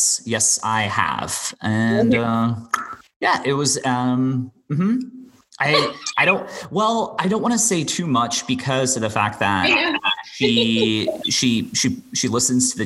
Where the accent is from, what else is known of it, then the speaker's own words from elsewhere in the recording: Bermuda; I grew up and I was born and raised in Bermuda.